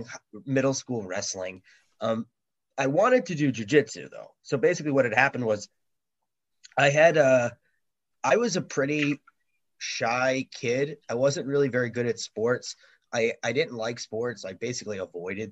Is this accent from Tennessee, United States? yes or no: no; New York, United States; moved away as an adult; now in Singapore; I grew up in New York.